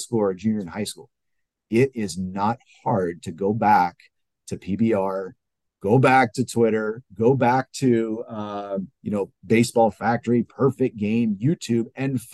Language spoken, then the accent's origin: English; California, United States; now in Ohio, United States; I'm from California. I live in Ohio. I moved to Ohio